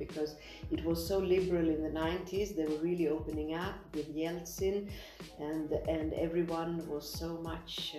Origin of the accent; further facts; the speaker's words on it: Sweden; moved away as an adult; also born or lived in Soviet Union; now in Tirana, Albania; I also grew up in Sweden in the 70s